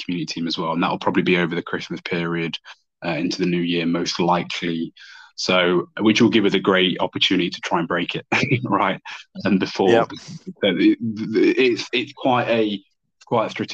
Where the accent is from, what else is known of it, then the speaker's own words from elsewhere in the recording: United Kingdom; as two British people